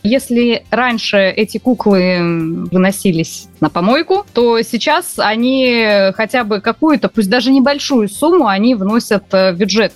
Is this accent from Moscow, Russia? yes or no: no; Murmansk Oblast, Russia; now in Voronezh, Russia; Я родилась э, в Мурманской области, переехала 18 лет назад в Воронеж